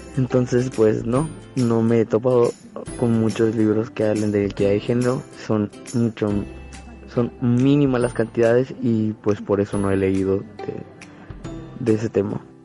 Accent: Mexico; así somos los mexicanos

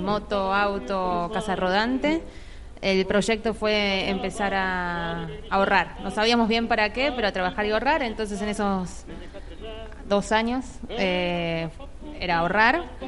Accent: Buenos Aires, Argentina; moved away as an adult; yo nací en Buenos Aires, eh, tengo 31 años

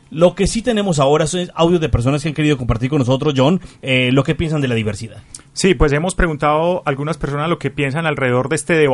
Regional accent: Colombia; ¿Qué, tal somos los colombianos y qué tal es nuestro país eh, propicio para ser diversos o para hablar de diversidad?

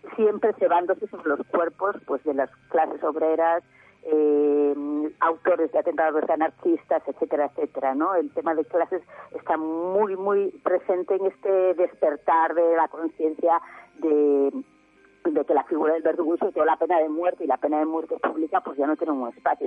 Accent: Galicia, Spain; yo soy de Galicia, aquí en Galicia

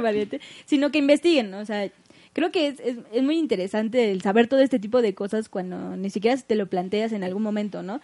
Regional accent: northern Mexico, Mexico; del norte, de donde nosotros somos.

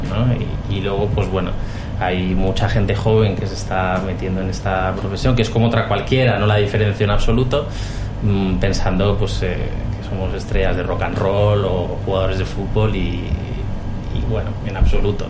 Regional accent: Cartagena, Region of Murcia, Spain; also born or lived in Equatorial Guinea; now in Madrid, Spain; yo soy de Cartagena

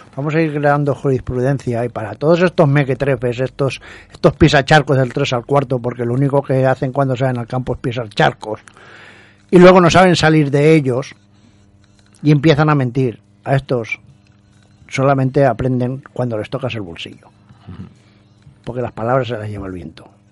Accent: Valencian Community, Spain; yo como valenciano

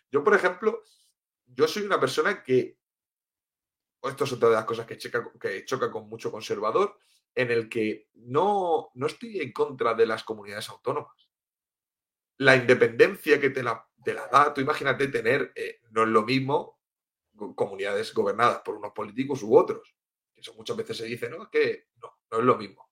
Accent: Cartagena, Region of Murcia, Spain; also born or lived in Tenerife; yo soy de Cartagena, de Murcia, y lo que pasa es que viví unos años en Tenerife.

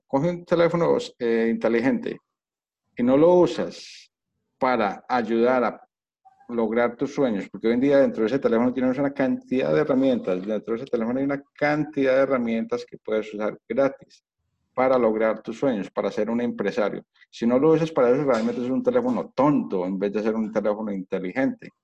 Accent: Colombia; moved away; also born or lived in United States / Spain; yo, soy colombiano, entonces en Colombia las cosas así, la educación en Colombia es así

